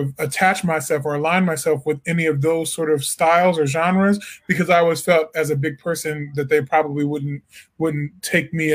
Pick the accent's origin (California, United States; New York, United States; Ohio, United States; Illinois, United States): Illinois, United States; Peoria; moved away as an adult; also born or lived in Edwardsville, Illinois; now in Washington, D.C., United States; I'm originally from Peoria, Illinois